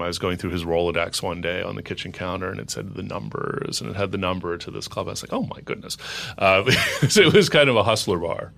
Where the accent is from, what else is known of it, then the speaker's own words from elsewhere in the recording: Los Angeles, California, United States; moved away; also born or lived in New York; I moved from New York to Los Angeles a few years ago, even though I'm an L A native.